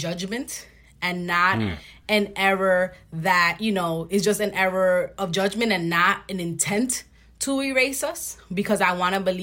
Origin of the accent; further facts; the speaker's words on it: New York City, New York, United States; I grew up in Washington Heights in the 90s